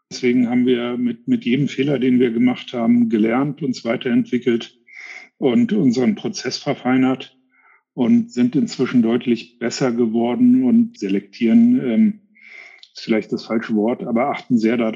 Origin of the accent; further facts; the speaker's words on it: United States; englischsprachig sind wir Amerikaner, kulturell können wir auch ganz gut mit umgehen